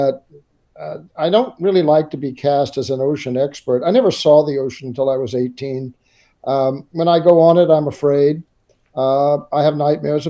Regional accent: St. Louis, Missouri, United States; Well, I was a city boy. I was born in St. Louis, about as far from every coast that you can be in the United States.

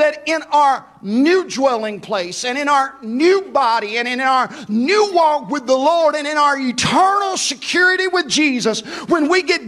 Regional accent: Houston, Mississippi, United States; moved away; my hometown of Houston, Mississippi

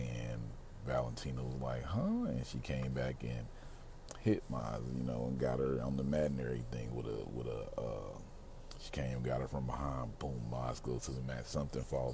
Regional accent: Mississippi, United States; I grew up in Mississippi

